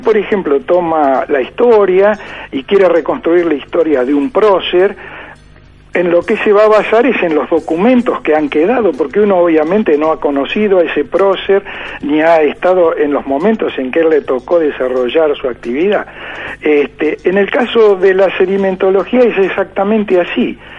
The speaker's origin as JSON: {"language": "Spanish", "town": "La Plata", "region": "Buenos Aires Province", "country": "Argentina", "tie": "born or raised there", "said": "soy un platense, digamos, de nacimiento. Mis estudios primarios los hice en la escuela 19 eh, de 41 y 22, luego fui al Colegio Nacional"}